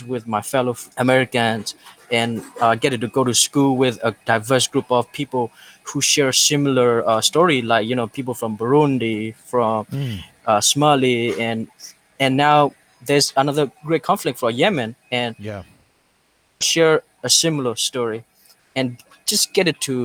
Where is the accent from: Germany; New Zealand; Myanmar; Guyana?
Myanmar; also born or lived in Thailand; now in Louisville, United States; my home country